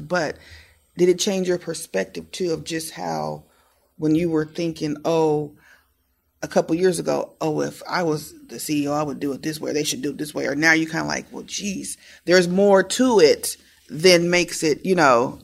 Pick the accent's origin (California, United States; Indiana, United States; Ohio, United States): Indiana, United States; Muncie; growing up in Muncie, walking to my library